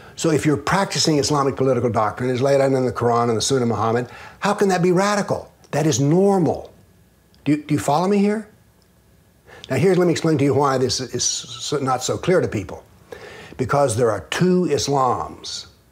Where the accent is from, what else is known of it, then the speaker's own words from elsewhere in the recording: the Southern United States, United States; I'm a Southerner